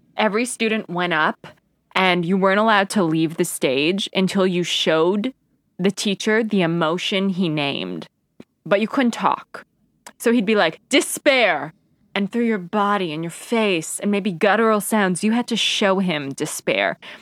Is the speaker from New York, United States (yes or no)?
yes; Albany, New York, United States; we grew up outside of Albany, right where Nexium started.